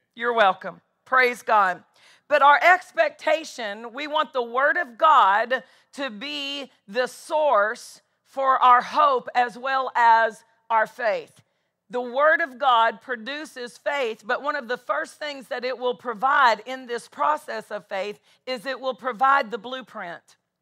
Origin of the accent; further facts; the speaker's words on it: Nashville, Tennessee, United States; I'm from Nashville